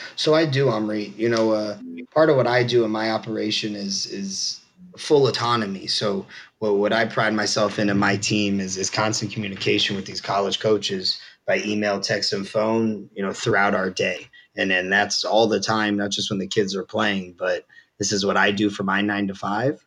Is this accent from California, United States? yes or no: yes; Southern California, United States; I grew up on Reed in uh, Southern California